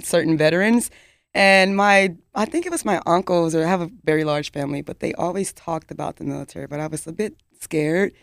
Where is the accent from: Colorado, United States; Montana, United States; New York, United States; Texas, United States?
Texas, United States; Dallas; born and raised in Dallas, Texas